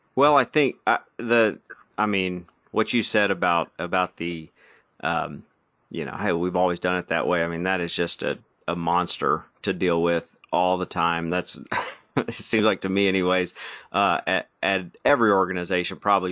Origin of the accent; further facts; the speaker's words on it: Arkansas, United States; We're from Arkansas.